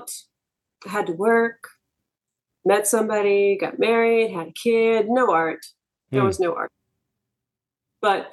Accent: Bay Area, California, United States; also born or lived in Scotts Valley / Santa Cruz Mountains; I grew up in the Bay Area

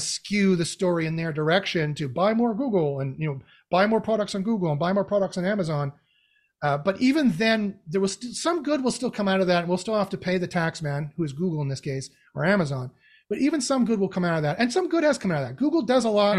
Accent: Canada; I'm Canadian

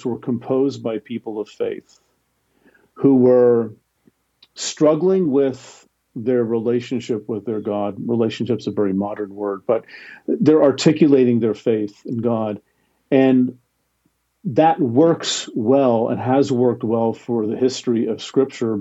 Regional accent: New Jersey, United States; I grew up in New Jersey.

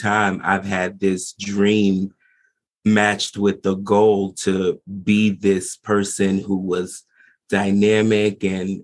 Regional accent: New Jersey, United States; I am in New Jersey. I am not too far from New York City. I'm an East Coast boy, born and raised, been here for 25 years.

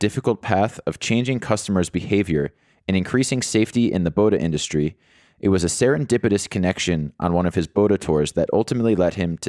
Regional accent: United States; now in South Africa; I'm an American expat living in South Africa

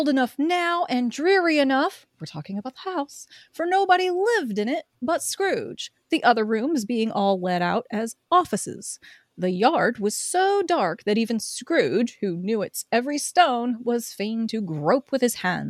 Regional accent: Midwest, United States; accent: Midwest; And I'm just whatever generic non-accent Midwest, I guess

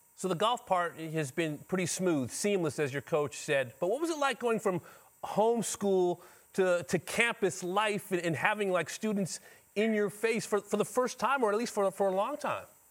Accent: Los Angeles, California, United States; I'm from Van Nuys, a couple hours away

